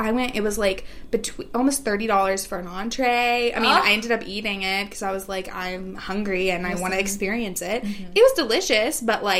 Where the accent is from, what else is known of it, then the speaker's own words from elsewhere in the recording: the South, United States; now in New York, United States; I'm a bad New Yorker. Not that I'm really a New Yorker. I'm still a Southern gal at heart.